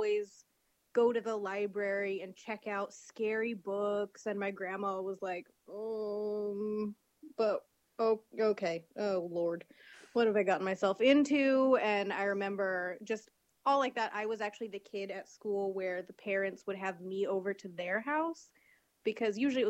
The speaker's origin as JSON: {"language": "English", "town": "Portland", "region": "Oregon", "country": "United States", "tie": "born or raised there", "said": "I grew up in Portland, Oregon"}